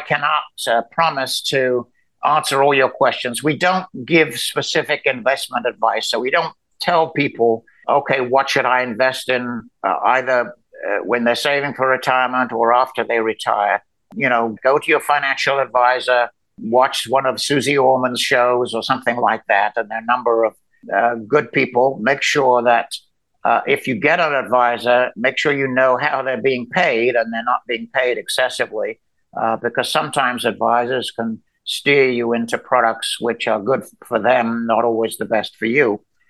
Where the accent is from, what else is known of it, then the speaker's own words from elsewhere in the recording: Birmingham, West Midlands, United Kingdom; now in United States; Well, I grew up in England, and I've been here now since 1968. So I've lost my accent. And when I go back to England, people think I'm an American